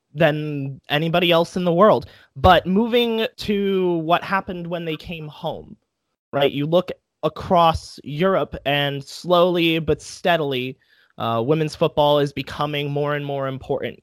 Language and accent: English; United States; being an American